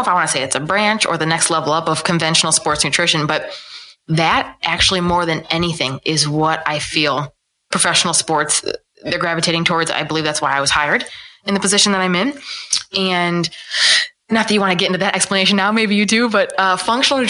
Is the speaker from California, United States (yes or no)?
no; Ohio, United States; also born or lived in New Orleans, Louisiana; I was born and raised in Ohio, small town Ohio